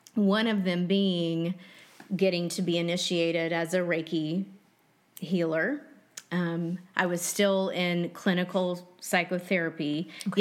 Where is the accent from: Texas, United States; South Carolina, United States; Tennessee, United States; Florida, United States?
Texas, United States; Dallas; I grew up in Dallas, Texas